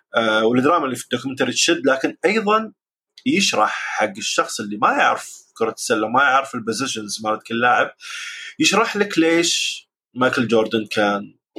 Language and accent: Arabic; Jahra, Al Jahra Governorate, Kuwait; عندنا بالكويت بالجهره